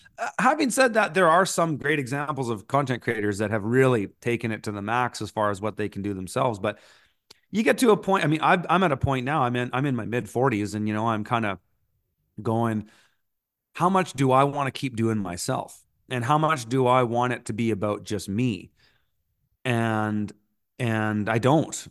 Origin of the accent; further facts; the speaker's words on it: Canada; also born or lived in Montreal; being a Canadian tree planter slash musician